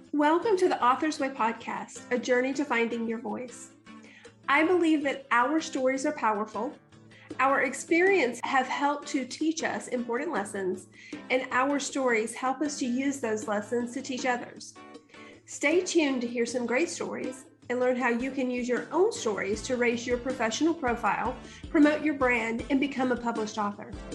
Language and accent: English; Alabama, United States; I grew up in Alabama